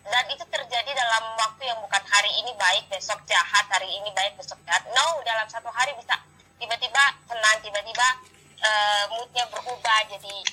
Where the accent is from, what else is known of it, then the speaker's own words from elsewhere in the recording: East Nusa Tenggara, Indonesia; sedangkan saya kan orang Flores yang dari kecil ya sudah kelihatan sekali iya, ini, pasti anak timur kelihatan sekali dengan kulit hitamnya dengan rambut keritingnya